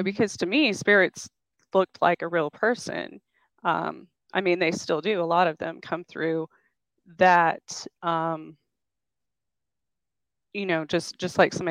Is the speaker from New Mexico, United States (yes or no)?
yes; New Mexico, United States; now in Kansas, United States; I grew up in New Mexico. I was born outside of Roswell